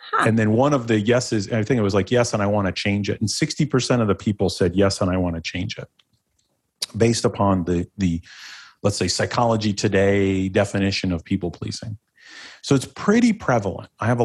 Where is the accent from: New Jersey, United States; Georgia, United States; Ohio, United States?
Ohio, United States; born there; I don't want to start it like, oh, I was born in Northeastern Ohio.